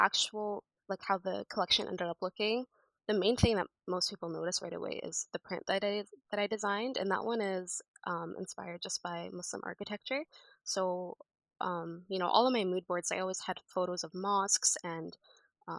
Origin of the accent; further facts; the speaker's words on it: Canada; also born or lived in United States / Egypt; I've lived in Canada basically all my life